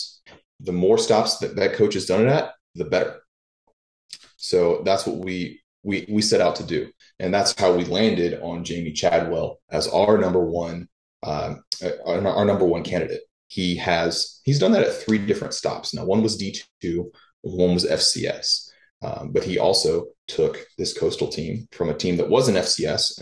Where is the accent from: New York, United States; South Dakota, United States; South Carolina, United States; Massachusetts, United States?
South Carolina, United States; Charleston; I'm from Charleston, South Carolina